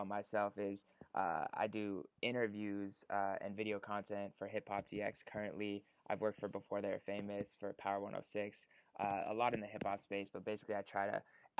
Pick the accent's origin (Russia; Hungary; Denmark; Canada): Canada; Winnipeg, Manitoba; moved away as an adult; now in Los Angeles, United States; So I'm from Winnipeg, Canada. Moved out to LA basically 3 years ago, three and a half years ago